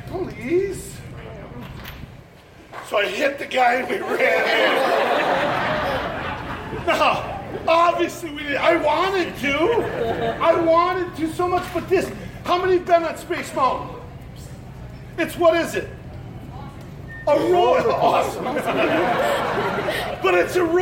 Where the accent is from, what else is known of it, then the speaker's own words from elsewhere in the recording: Wisconsin, United States; I'm from Wisconsin